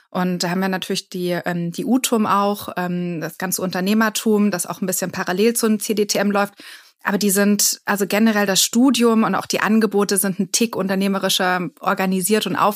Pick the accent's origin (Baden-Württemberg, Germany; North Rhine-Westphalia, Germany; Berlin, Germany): Berlin, Germany; Ja, ich meine, ich war 15 Jahre ähm, in Berlin und habe gar nicht so viel anderes gesehen. Dann bin ich nach einem Jahr nach Frankreich gegangen.